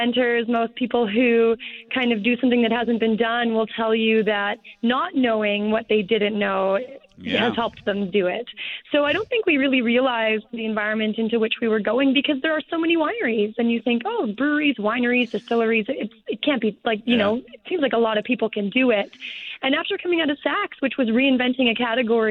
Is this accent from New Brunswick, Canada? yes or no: no; Kelowna, British Columbia, Canada; also born or lived in Vancouver; My husband and I are both born and raised in Kelowna.